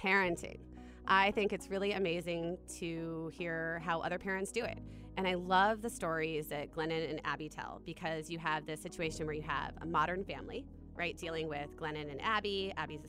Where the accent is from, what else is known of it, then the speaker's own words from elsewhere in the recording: Columbus, Ohio, United States; now in Washington, United States; I grew up in Ohio, and my mother and father are from Columbus, where I grew up